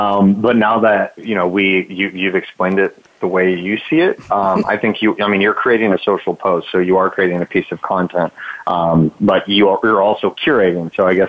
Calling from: Charlotte, North Carolina, United States; I'm in Charlotte, North Carolina.

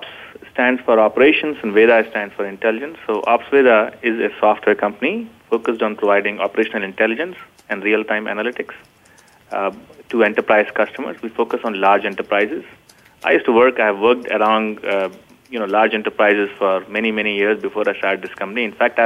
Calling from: Sunnyvale, California, United States; So I'm calling in from Northern California, the heart of Silicon Valley, Sunnyvale.

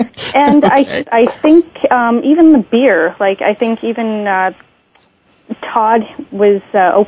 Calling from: Canada; I'm calling from Canada

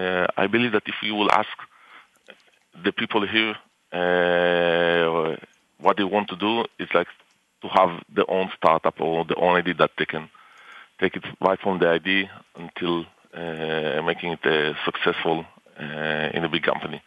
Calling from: Tel Aviv District, Israel; I'm calling from our offices in near Tel Aviv.

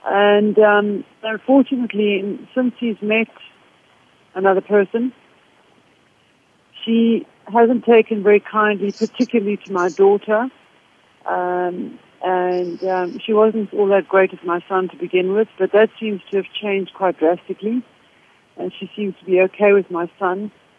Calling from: Johannesburg, Gauteng, South Africa; Yes, I'm calling from Johannesburg in South Africa.

